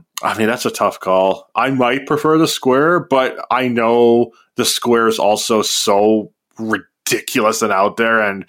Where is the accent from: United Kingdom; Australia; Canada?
Canada; you and I grew up in the Canadian school system.